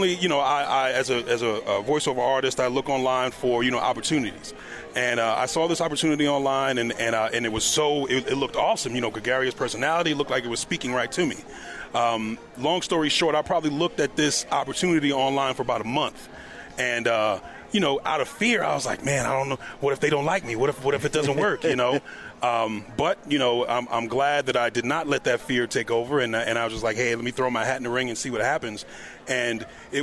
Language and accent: English; New York, United States; I played in New York. I'm originally from New York